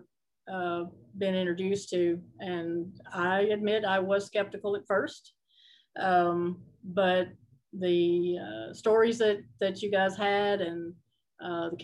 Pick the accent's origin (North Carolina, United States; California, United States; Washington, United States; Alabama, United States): Alabama, United States; moved away as an adult; now in Kentucky, United States; I'm originally from Alabama